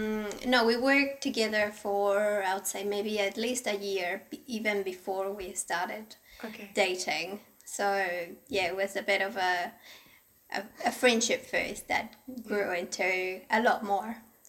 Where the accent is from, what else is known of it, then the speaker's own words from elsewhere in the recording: Mexico; moved away as an adult; also born or lived in Wellington; now in Turangi, New Zealand; I'm originally from Mexico. I been living in New Zealand since 2011.